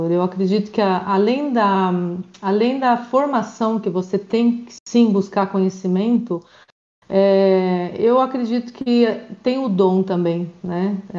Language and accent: Portuguese; Maringá, Paraná, Brazil; moved away as an adult; now in Spain; eu sou do Brasil, eu sou do Paraná, na cidade de Maringá.